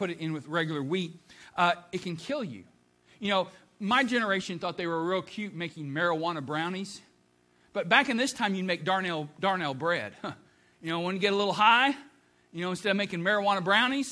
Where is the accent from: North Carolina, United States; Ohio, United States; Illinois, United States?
Ohio, United States; moved away; being from Ohio and a Buckeye